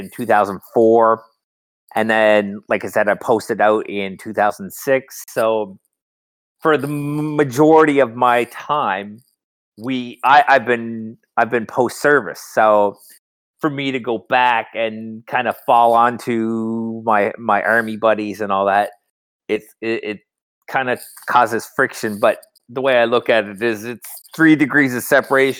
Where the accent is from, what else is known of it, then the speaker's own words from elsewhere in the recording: New Brunswick, Canada; moved away as an adult; also born or lived in Calgary, Alberta; now in Newfoundland, Canada; I'm originally from Calgary, Alberta, but I've grown up all my life in, New Brunswick.